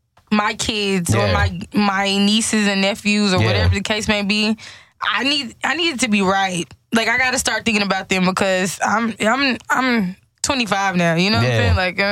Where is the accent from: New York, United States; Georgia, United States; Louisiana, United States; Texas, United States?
Texas, United States; Fort Worth; also born or lived in Blackjack, Texas; I'm from the southwest side of Fort Worth, Texas